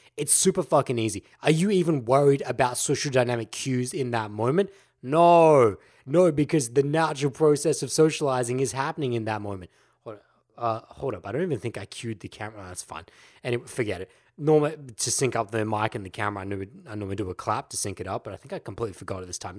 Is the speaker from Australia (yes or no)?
yes; Australia; Aussies, we know as the laid back culture. Look at our language. G'day. That's how we address people.